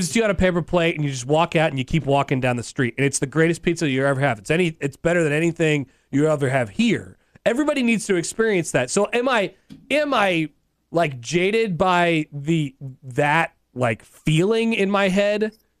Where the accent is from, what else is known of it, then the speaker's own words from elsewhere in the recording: New York, United States; I'm a New Yorker.